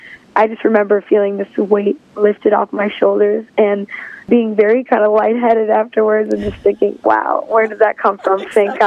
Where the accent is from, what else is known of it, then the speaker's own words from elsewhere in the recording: Chicago, Illinois, United States; my hometown of Chicago